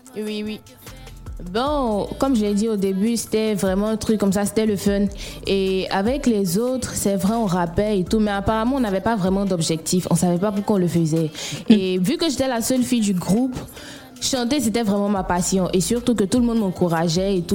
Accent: Bouaké, Vallée du Bandama, Côte d’Ivoire; je viens de Boaké

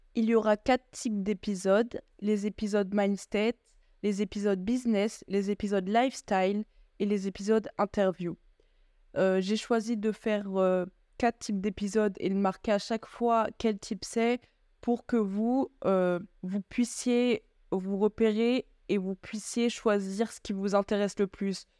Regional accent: France; moved away as an adult; now in Belgium; Je suis française d'origine malienne, j'ai grandi en France et actuellement je vis en Belgique pour mes études

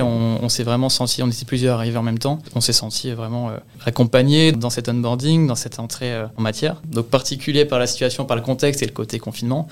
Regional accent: Le Havre, Normandy, France; also born or lived in Rouen; je viens de, la ville du Havre, en Normandie, donc en Seine-Maritime, où j'ai fait euh, grande partie de, de mes études jusqu'au bac

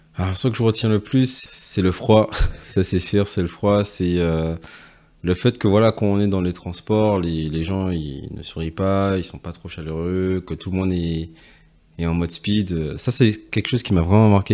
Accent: Guadeloupe; moved away as an adult; now in Paris, France; j'ai vécu en Guadeloupe euh, jusqu'à mes 18 ans. Ensuite je suis parti euh, pour mes études et euh, depuis ben, je, suis, je suis à Paris.

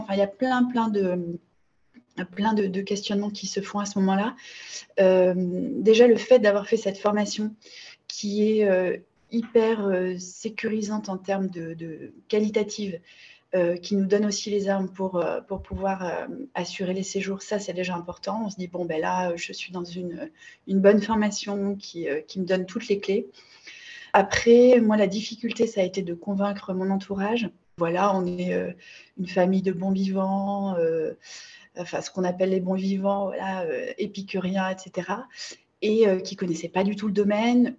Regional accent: Bordeaux, Nouvelle-Aquitaine, France; je suis originaire de Bordeaux

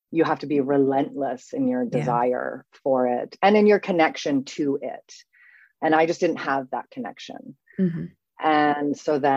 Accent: Canada; now in Paris, France; so I am Canadian born to two European parents. So I'm a first generation Canadian. I have moved around a great deal. Seven times, I believe. I think I've lived in seven different places. And I now live in Paris. I am an expat.

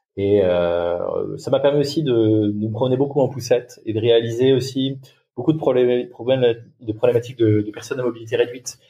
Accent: Touraine, Centre-Val de Loire, France; moved away as an adult; je suis originaire de Touraine, mais j'ai beaucoup beaucoup bougé euh, dans ma vie, dans ma carrière.

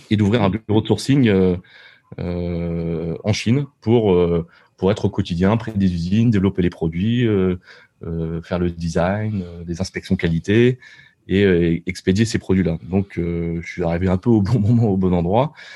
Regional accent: France; moved away as an adult; now in Shenzhen, China; on est français

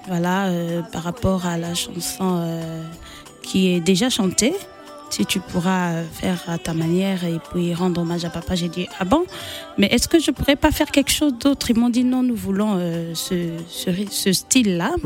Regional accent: Republic of the Congo; née à Bunji

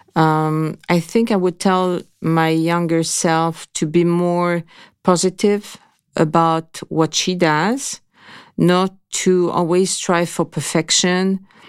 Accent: Grasse, Provence-Alpes-Côte d'Azur, France; I was born in Graz, so it's really the capital of perfumes

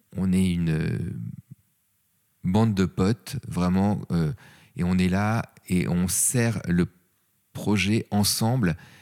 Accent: Paris, Île-de-France, France; je suis un vrai Parisien

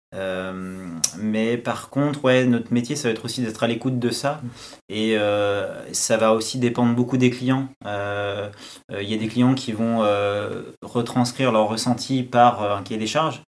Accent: France; pour nous, en tant que Français

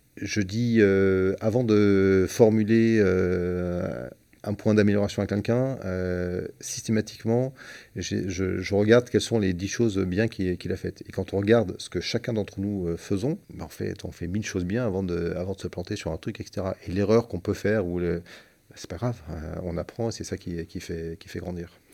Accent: Marseille, Provence-Alpes-Côte d'Azur, France; je suis Marseillais. Euh, à Marseille, on parle beaucoup

